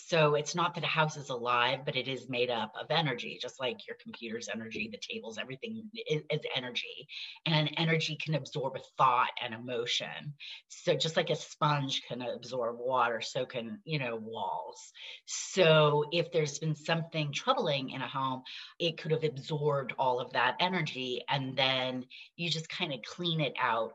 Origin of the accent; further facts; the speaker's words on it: Hawaii, United States; also born or lived in upstate New York; the land I grew up on in Hawaii in this valley